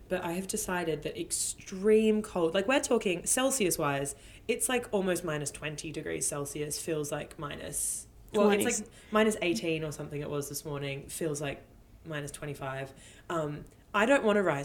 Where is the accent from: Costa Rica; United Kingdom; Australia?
Australia; moved away; growing up in Australia